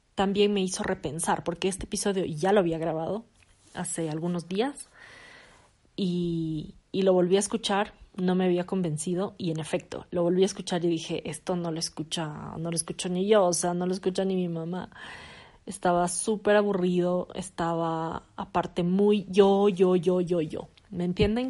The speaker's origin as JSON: {"language": "Spanish", "town": "Quito", "region": "Pichincha", "country": "Ecuador", "tie": "born or raised there", "said": "soy ecuatoriana, nací en Ecuador, nací en Quito, eh, vivo actualmente en Quito"}